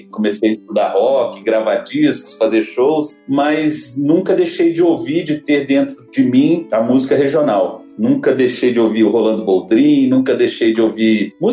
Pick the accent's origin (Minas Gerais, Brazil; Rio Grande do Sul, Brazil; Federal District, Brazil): Federal District, Brazil; Brasília; nasci em Brasília